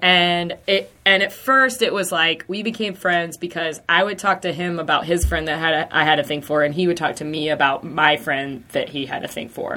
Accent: Lancaster, South Carolina, United States; I'm from Lancaster, South Carolina, like right across the border.

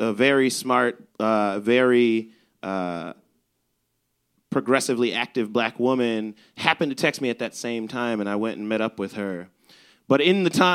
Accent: Chicago, Illinois, United States; I'm from the South Side

